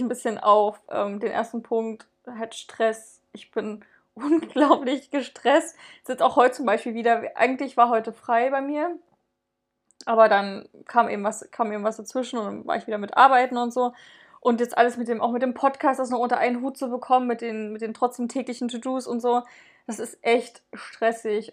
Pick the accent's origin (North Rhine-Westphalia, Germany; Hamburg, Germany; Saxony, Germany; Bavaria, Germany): Saxony, Germany; Dresden; wir kommen ja aus Dresden